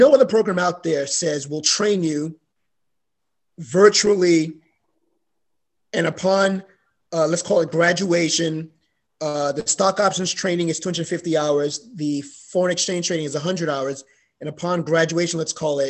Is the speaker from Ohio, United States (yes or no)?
no; New York City, New York, United States; I grew up in the Bronx